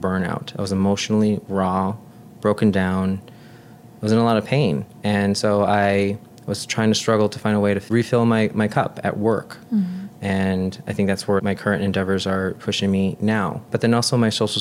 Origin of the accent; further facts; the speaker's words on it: West Suburbs of Chicago, Illinois, United States; We grew up here in the West Burbs, and even in nursing school, I always knew I wanted to work at one of the bigger hospitals